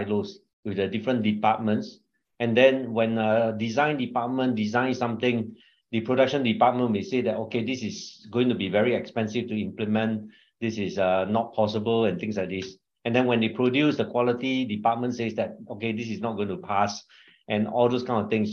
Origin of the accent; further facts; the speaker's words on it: Singapore; also born or lived in China; I'm Singaporean, married with a wife and two children